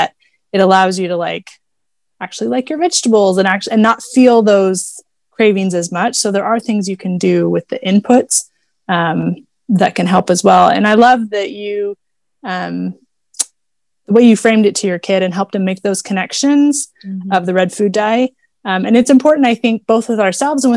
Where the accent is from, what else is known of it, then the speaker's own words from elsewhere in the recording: Houston, Texas, United States; I grew up driving in Houston, Texas